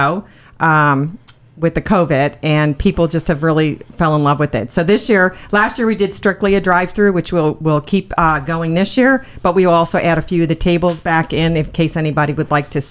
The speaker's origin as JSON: {"language": "English", "town": "Tipperary", "region": "Munster", "country": "Ireland", "tie": "born or raised there", "also_born_or_lived": "Minnesota", "moved": "yes", "lives_now": "Sanibel Island, United States", "said": "I was born in Tipperary, Ireland"}